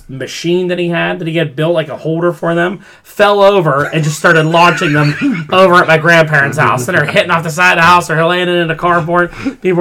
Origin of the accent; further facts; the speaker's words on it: Newcastle, United States; I'm from Newcastle